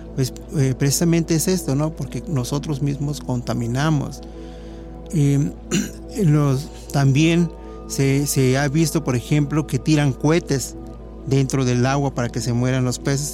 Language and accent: Spanish; Mexico; como mexicanos